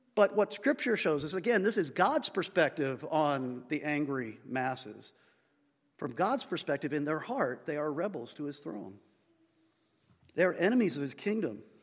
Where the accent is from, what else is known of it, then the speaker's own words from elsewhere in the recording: United States; we as an American society